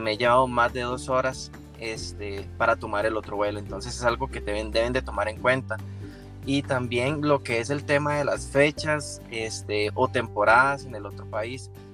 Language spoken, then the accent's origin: Spanish; Tres Ríos, Cartago, Costa Rica; yo soy de la zona de Cartago, este, exactamente de Tres Ríos